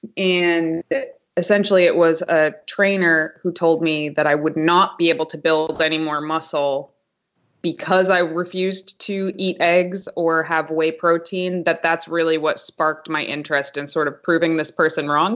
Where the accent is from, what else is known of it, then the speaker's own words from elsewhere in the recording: Haverhill, Massachusetts, United States; Haverhill, Massachusetts. It's like this tiny, tiny town right on the New Hampshire border